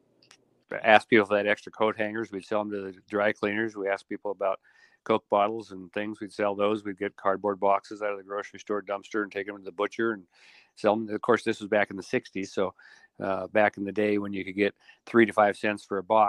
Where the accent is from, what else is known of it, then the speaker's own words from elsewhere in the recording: Montana, United States; moved away as an adult; also born or lived in Spokane, Washington / Idaho / Arizona; now in Idaho and Arizona, United States; they moved back to Montana, where I grew up to be what I always refer to as a redneck nerd.